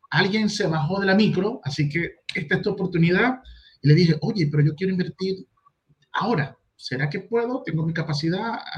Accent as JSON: {"language": "Spanish", "country": "Venezuela", "moved": "yes", "lives_now": "Chile", "said": "soy extranjero, vengo de Venezuela, ya tengo, voy para seis años acá en Chile, me gustan las arepas y las marraquetas, es un mix."}